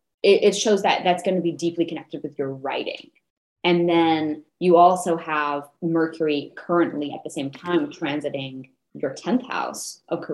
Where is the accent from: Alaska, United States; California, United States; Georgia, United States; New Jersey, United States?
California, United States; Los Angeles; I'm from Los Angeles. There's a lot of like back to the earth stuff going on